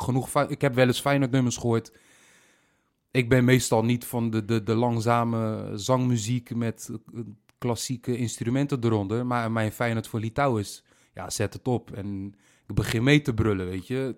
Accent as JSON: {"language": "Dutch", "town": "Rotterdam", "region": "South Holland", "country": "Netherlands", "tie": "born or raised there", "accent": "Rotterdam", "said": "Rotterdam, de plek waar ik ben geboren en getogen"}